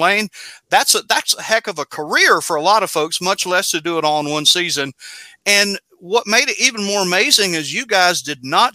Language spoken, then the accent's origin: English; Winston-Salem, North Carolina, United States; my hometown of Winston-Salem